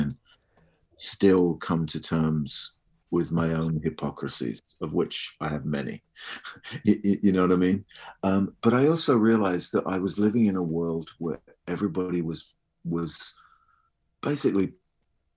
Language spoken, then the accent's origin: English; United Kingdom; I'm British